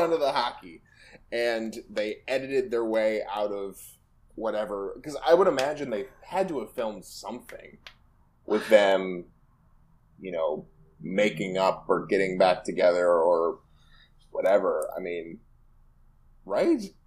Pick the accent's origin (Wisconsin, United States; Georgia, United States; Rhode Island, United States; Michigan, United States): Michigan, United States; you and I both, both grew up in, like, the Rust Belt